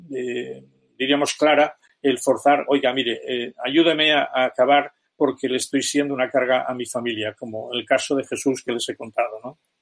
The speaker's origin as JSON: {"language": "Spanish", "country": "Spain"}